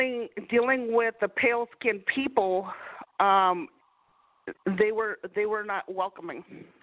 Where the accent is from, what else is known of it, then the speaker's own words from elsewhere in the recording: Washington, United States; growing up in Washington, there was a majority of white people there.